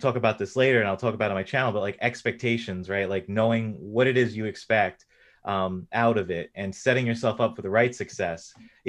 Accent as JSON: {"language": "English", "region": "New York", "country": "United States", "tie": "born or raised there", "said": "I'm from the East Coast in the United States. So I grew up in New York."}